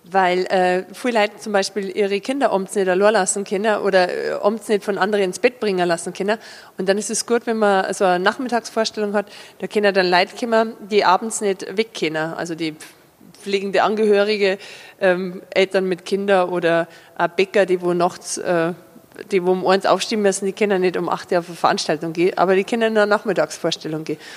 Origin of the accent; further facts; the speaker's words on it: Überacker, Bavaria, Germany; Also in, in Überacker, wo ich aufgewachsen bin, da reden die anderen aber auch so wie ich. Also ich habe mir den Dialekt nicht ausgedacht.